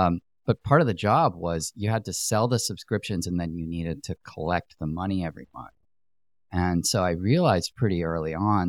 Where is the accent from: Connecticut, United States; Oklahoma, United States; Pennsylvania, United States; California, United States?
Connecticut, United States; Greenwich; I grew up in Connecticut, in Greenwich, Connecticut.